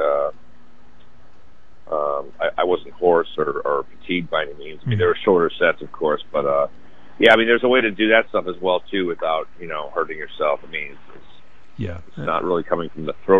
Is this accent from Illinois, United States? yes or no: yes; Chicago, Illinois, United States; I'm from Chicago